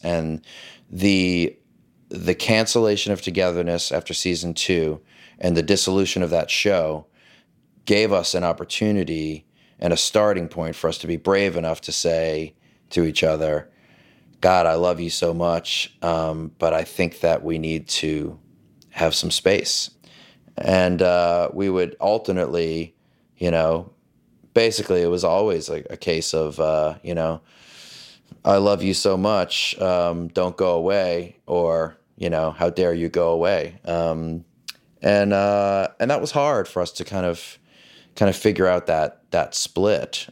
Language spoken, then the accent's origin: English; New Orleans, Louisiana, United States; I grew up in the South. I grew up in this sort of male-dominated patriarchy of this, uh, the, the power structure of New Orleans